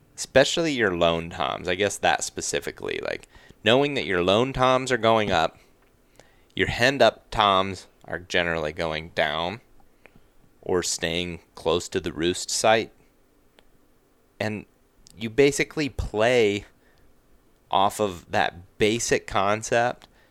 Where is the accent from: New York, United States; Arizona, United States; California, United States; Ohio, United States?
Ohio, United States; Western; where I grew up in Western Ohio